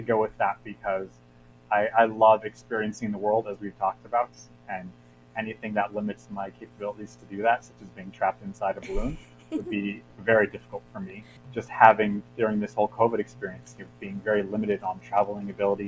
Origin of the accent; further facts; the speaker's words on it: Los Angeles, California, United States; I grew up in Los Angeles